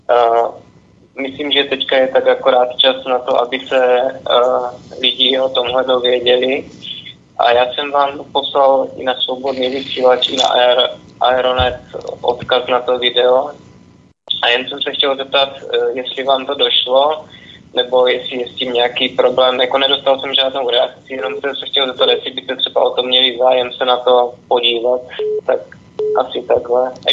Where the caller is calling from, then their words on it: Olomouc, Olomouc Region, Czechia; jsme z Olomouce